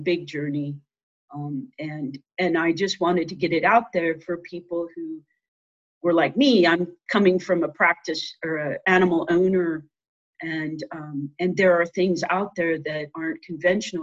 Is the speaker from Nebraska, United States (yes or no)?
yes; Nebraska, United States; moved away as an adult; also born or lived in Iowa / Utah / Montana; now in Colorado, United States; I grew up in Nebraska and I went to vet school at Iowa State